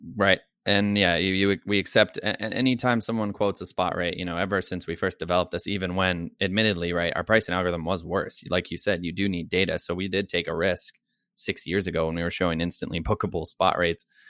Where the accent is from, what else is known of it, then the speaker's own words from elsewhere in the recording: Dayton, Ohio, United States; moved away as an adult; also born or lived in Colorado; now in New York City, United States; I grew up in Dayton, Ohio. that was pretty much most of my childhood, young adult life.